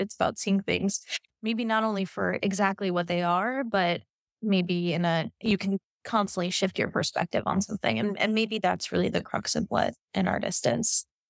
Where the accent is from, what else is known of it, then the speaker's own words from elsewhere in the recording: New York City, New York, United States; also born or lived in Kansas City / Vietnam; now in Miami, United States; where I grew up in New York